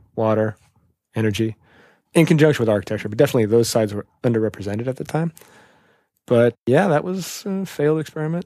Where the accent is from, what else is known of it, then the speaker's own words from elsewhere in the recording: Portland, Oregon, United States; now in New York, United States; I grew up In Portland, Oregon